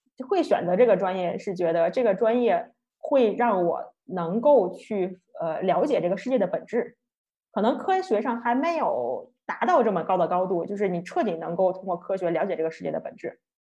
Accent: China; 作为一个土生土长二十多年的中国人

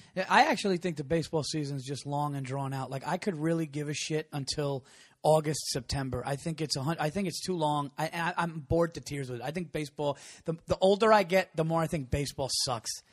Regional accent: New York, United States; I grew up in New York.

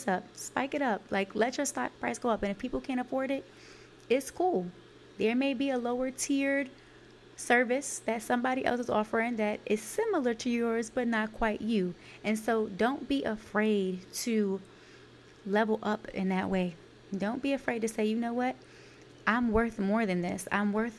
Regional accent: New York City, New York, United States; I'm from Brooklyn, New York, Canarsie, East New York, Brookline Projects.

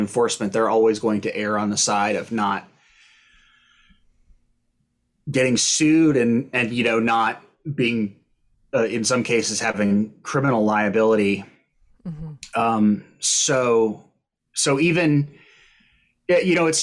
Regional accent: Austin, Texas, United States; moved away; I'm from Austin

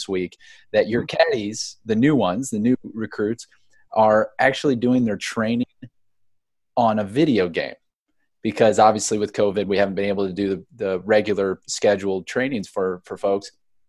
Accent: Akron, Ohio, United States; I grew up in Akron, Ohio.

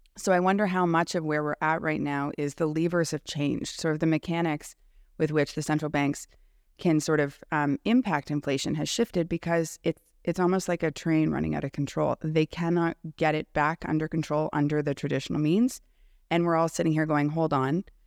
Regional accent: Canada; I'm also a Canadian

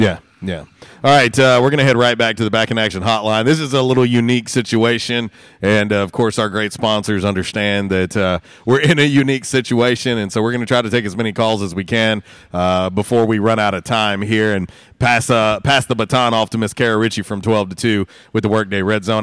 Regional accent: Florida, United States; moved away; when I grew up in Florida, we had a grapefruit tree, a lemon tree, and an orange tree in our yard

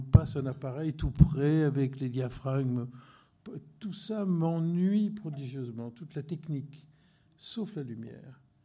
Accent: La Ciotat, Provence-Alpes-Côte d'Azur, France; moved away; also born or lived in Marseille / Corsica; je suis né à Marseille, mais huit jours après, j'étais sur la plage de la Ciotat. Et j'ai vécu toute, toute, ma, toute mon enfance euh, sur cette plage

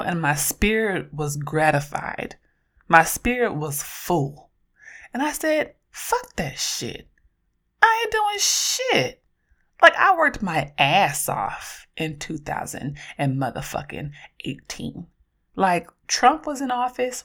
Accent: Oakland, California, United States

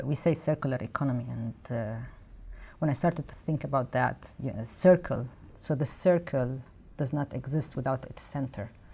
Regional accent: Lebanon; moved away; I come from Lebanon

